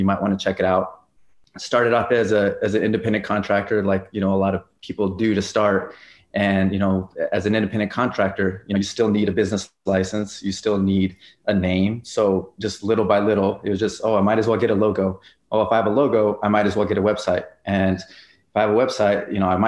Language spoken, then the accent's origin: English; Albuquerque, New Mexico, United States; born and raised in Albuquerque, New Mexico